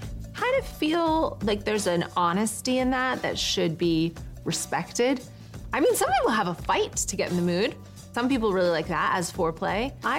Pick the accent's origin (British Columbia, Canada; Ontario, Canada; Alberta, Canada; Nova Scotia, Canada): Ontario, Canada; Sarnia; I grew up in Sarnia, where we have a massive petrochemical plant